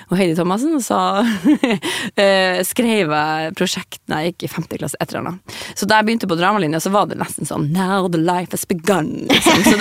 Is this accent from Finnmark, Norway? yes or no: yes; Alta, Finnmark, Norway; Um, jeg er jo fra Alta, så jeg på, begynte på dramalinja i Alta.